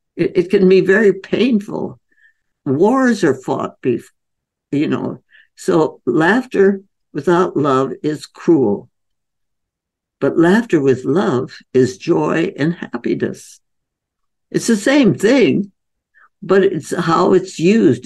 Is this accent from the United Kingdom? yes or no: no; India; moved away; I was growing up in India